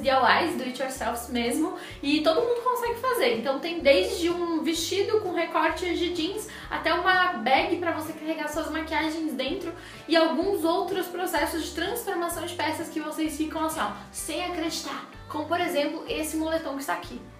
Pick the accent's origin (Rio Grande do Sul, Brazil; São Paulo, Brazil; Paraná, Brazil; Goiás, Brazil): Rio Grande do Sul, Brazil; moved away; da minha terrinha do coração